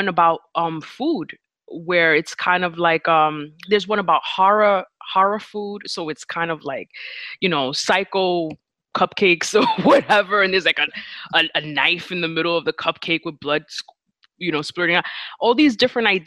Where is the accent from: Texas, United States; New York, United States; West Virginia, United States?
New York, United States; I'm from New York